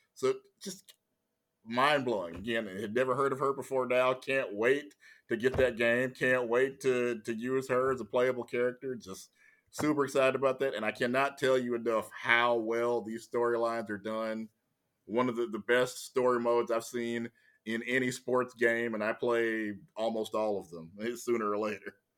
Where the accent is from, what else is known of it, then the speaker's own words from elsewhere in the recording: Louisiana, United States; moved away; also born or lived in Texas; I was from Louisiana, I was born in, it, it, they've changed the name since, but I was born at Confederate Memorial Hospital